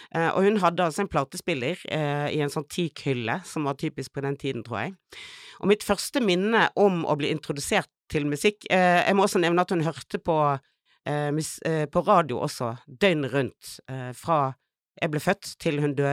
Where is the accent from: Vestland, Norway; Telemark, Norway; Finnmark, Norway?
Vestland, Norway; Bergen; now in Oslo, Norway; jeg er fra Fana. Ah, utenfor ah, oh, Bergen. Nei, men det er viktig å presisere at jeg vokste opp i en bygd.